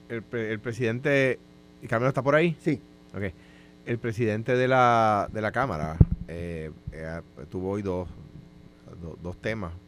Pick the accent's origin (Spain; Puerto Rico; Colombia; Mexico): Puerto Rico